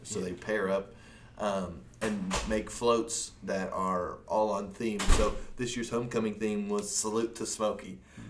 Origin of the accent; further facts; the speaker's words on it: Bowling Green, Kentucky, United States; moved away; I'm from Bowling Green and the one and only home of the Corvette.